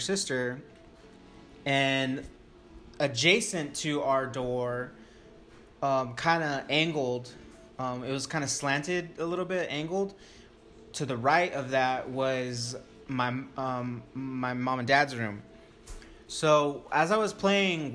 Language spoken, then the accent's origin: English; Stanton, California, United States; I grew up in Orange County